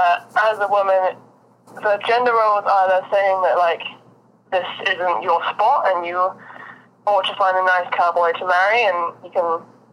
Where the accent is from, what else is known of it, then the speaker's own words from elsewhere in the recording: Austin, Texas, United States; also born or lived in London; I've grown up in cities my whole life. Like I'm from London and Austin, Texas.